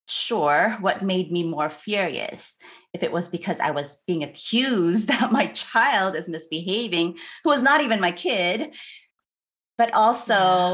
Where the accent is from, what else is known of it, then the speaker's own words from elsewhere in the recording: Philippines; And I'm Filipino and I'm married to a white man.